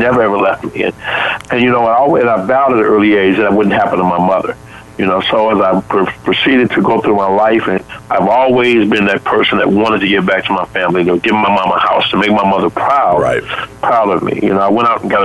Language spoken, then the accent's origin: English; Chicago, Illinois, United States; I grew up in Chicago, as I grew up, my mom was a single parent working in a grocery store